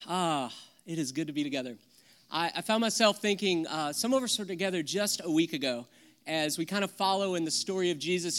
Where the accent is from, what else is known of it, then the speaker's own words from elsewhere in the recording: the South, United States; I grew up in the South